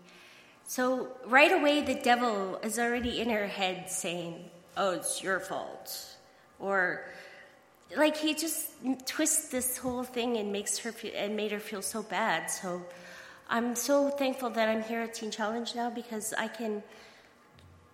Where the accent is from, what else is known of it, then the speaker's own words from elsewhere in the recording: Saskatchewan, Canada; I'm from Saskatchewan